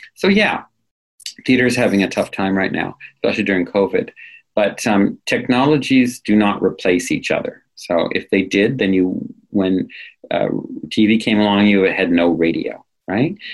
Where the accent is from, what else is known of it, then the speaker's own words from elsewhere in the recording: New England, United States; I come from New England.